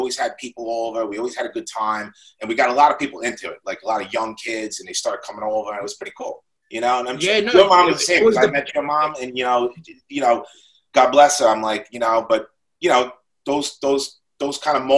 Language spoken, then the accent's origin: English; Lindenhurst, New York, United States; I was from Lyndhurst.